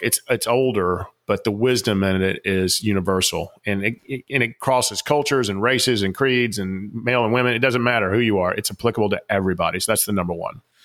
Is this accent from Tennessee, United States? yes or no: no; Atlanta, Georgia, United States; I grew up in the South Atlanta, big Coca-Cola place